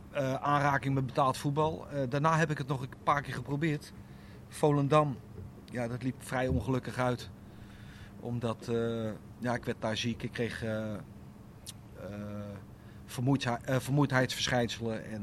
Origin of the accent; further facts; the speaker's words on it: Italy; Omdat ik als Italiaan, met een Italiaans paspoort, eh, daar niet eh, eh, zeg maar, daar niet kon voetballen